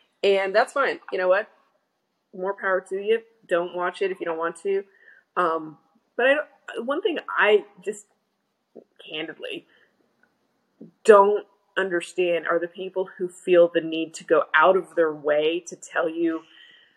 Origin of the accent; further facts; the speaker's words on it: Oklahoma, United States; I grew up in Oklahoma